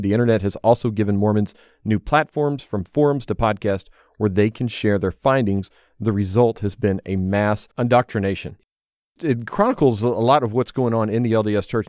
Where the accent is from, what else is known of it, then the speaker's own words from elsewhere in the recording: the South, United States; Elizabeth and I growing up in the South